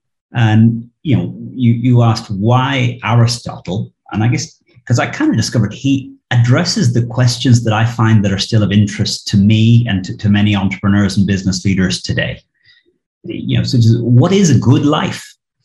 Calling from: Barcelona, Catalonia, Spain; I'm here in Barcelona.

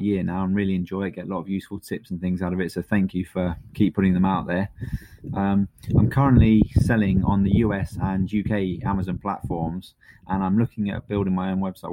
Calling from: Antigua & Barbuda; I'm calling from Antigua in the Caribbean.

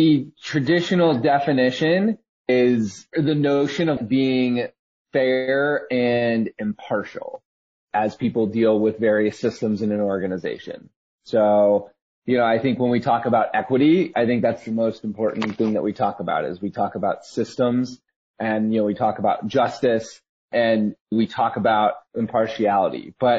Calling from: Austin, Texas, United States; I am calling in from Austin, Texas.

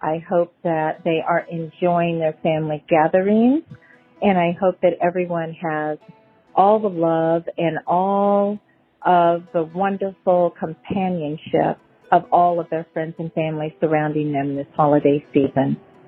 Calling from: Missouri, United States; I'm calling from Missouri.

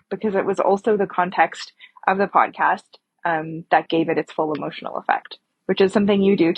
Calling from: Toronto, Ontario, Canada; she, her. I'm calling from Toronto.

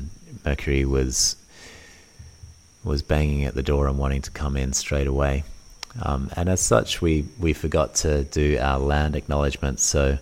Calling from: Bali, Indonesia; I'm tuning in from Bali in Indonesia, and you can hear the sounds of Bali in the background of our podcast today.

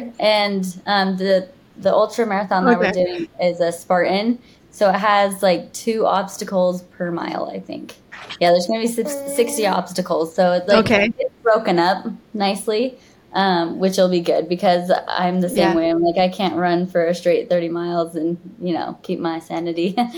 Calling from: Utah, United States; Okay, sorry about that. I'm coming in from Utah.

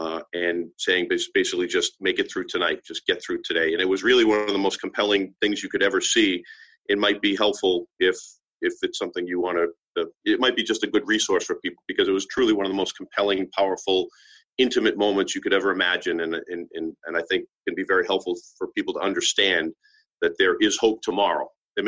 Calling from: Massachusetts, United States; And again, we're joining from Massachusetts. We're actually exploring the opportunity to use Project ECHO system up here in Massachusetts with the GE Foundation.

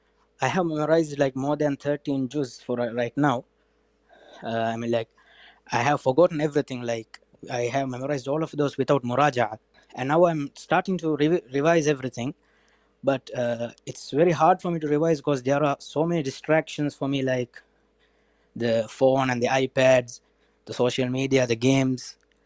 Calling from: Sri Lanka; Sri Lanka.

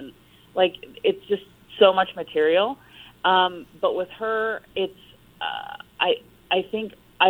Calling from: Los Angeles, California, United States; Los Angeles.

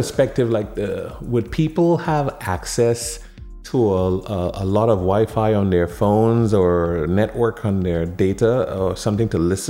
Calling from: Houston, Texas, United States; I'm in calling from Houston, Texas today in this podcast.

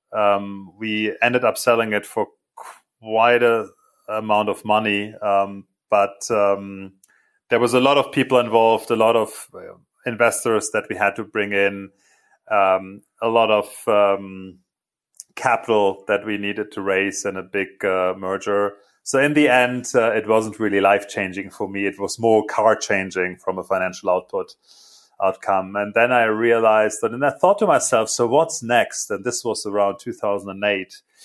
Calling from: outside Munich, Bavaria, Germany; I'm calling from uh, my home office, um, which is uh, uh, a little bit outside of Munich

